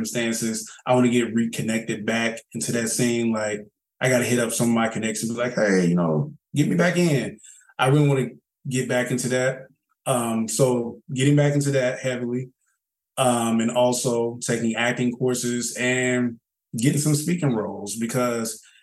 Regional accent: Charlotte, North Carolina, United States; accent: Southern; moved away as an adult; now in Atlanta, United States; I'm from Charlotte. Ask about us. East side

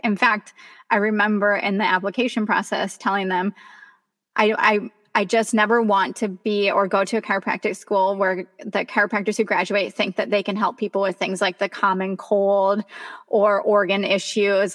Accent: Kansas, United States; moved away; I grew up in Kansas

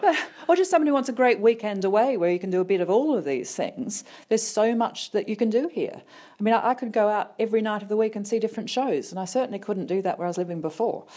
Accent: Sydney, New South Wales, Australia; moved away as an adult; also born or lived in Leicester; now in Birmingham, United Kingdom; I came from Sydney originally, moved here eleven years ago, to the U K

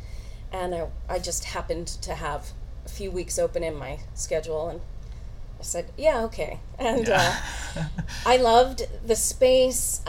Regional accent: Canada; I'm a Canadian, grew up in Canada.

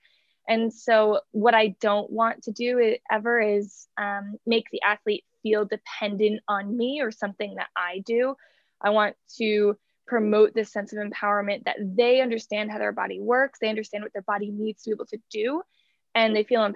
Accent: New Jersey, United States; moved away as an adult; also born or lived in New York / Atlanta; now in Los Angeles, United States; We did a brief stint back in my hometown in New Jersey

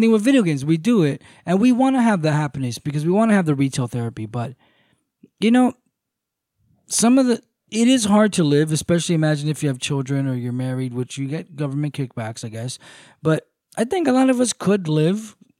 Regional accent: United States; I was born in America

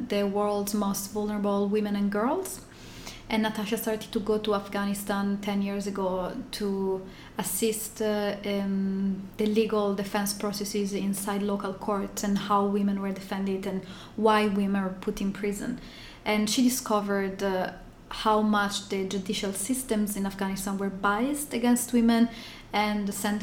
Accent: Italy; moved away as an adult; also born or lived in Turkey; now in California, United States; Originally, I'm from Italy. I moved to California about a year ago.

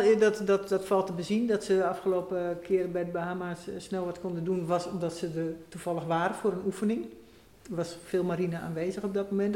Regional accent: Netherlands; wij daar als Nederlanders hier in deze drassige polder

